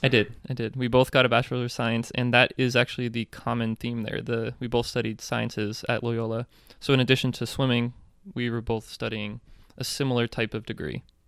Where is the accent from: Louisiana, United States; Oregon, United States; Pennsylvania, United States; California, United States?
Pennsylvania, United States; Reading; moved away as an adult; also born or lived in Baltimore; I'm from Reading, Pennsylvania